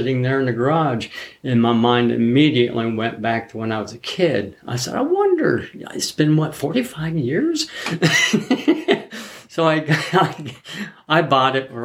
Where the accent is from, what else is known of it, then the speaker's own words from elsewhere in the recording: Zanesville, Ohio, United States; I grew up in Zanesville, Ohio.